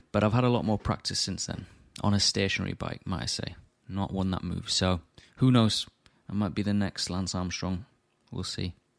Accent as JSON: {"language": "English", "town": "Morley", "region": "Yorkshire and the Humber", "country": "United Kingdom", "tie": "born or raised there", "said": "my hometown in Morley"}